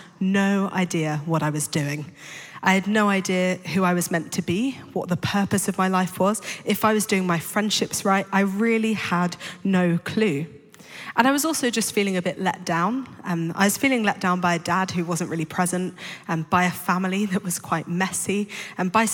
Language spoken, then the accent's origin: English; London, United Kingdom; I grew up in London to two parents who weren't Christians